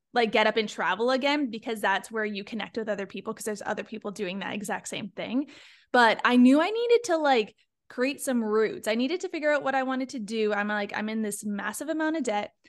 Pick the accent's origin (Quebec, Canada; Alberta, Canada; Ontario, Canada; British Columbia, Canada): Ontario, Canada; Niagara Falls; moved away as an adult; also born or lived in Toronto / Sweden; now in Florida, United States; I come from a small town. I'm from Niagara Falls